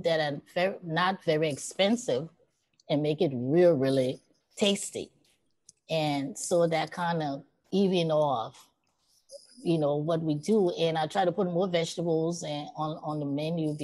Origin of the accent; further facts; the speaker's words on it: Liberia; also born or lived in Queens, New York; now in United States; growing up in Liberia